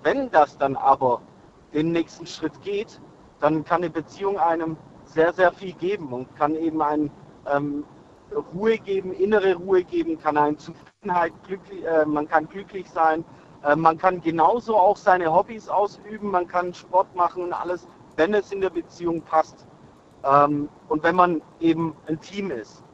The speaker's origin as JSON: {"language": "German", "town": "Rottweil", "region": "Baden-Württemberg", "country": "Germany", "said": "Ich bin aus Rottweil"}